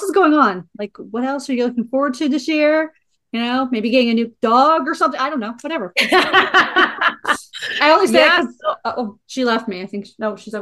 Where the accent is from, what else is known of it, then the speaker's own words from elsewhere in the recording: United States; I'm American